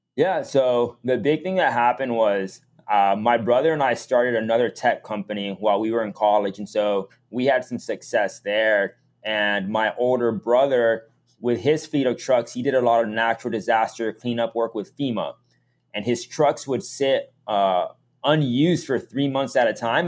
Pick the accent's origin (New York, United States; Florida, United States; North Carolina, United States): Florida, United States; Miami; moved away as an adult; also born or lived in Massachusetts; I was born and raised in Miami